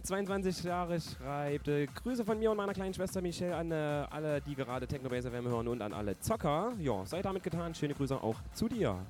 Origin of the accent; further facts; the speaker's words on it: Thuringia, Germany; ein Thüringer